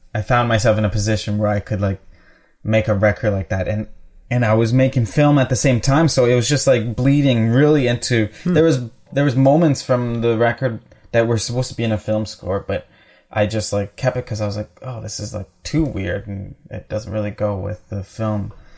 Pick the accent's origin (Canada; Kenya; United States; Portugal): Canada; Winnipeg, Manitoba; I grew up in the North End.